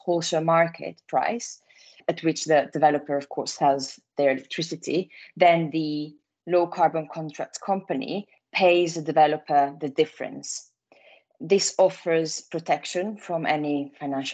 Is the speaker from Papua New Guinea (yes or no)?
no; Italy; accent: Italian; English is a second language; moved away as an adult; now in London, United Kingdom; I'm Italian, as you might guess from my accent